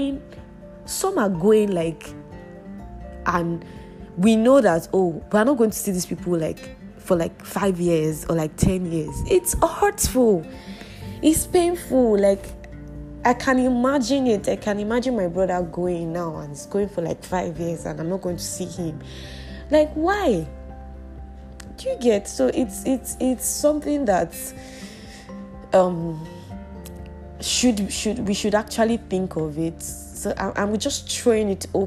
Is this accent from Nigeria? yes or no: yes; Nigeria; our country